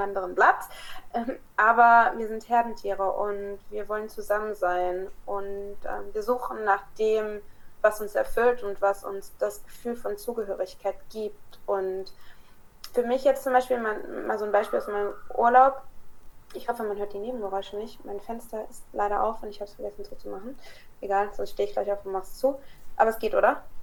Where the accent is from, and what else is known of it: Kassel, Hesse, Germany; born or raised there; moved away as an adult; also born or lived in Croatia (father); now in France